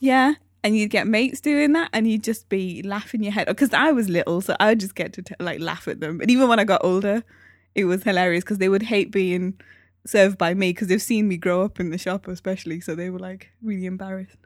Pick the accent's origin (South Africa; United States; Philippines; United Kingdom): United Kingdom; Newcastle upon Tyne, North East England; moved away; I come from Newcastle.